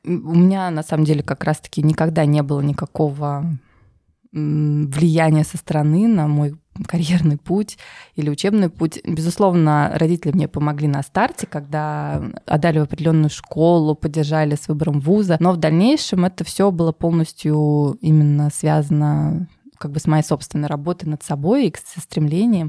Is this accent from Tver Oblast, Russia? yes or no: yes; Tver, Tver Oblast, Russia; moved away as an adult; also born or lived in Moscow; Я родилась в России, в городе Твери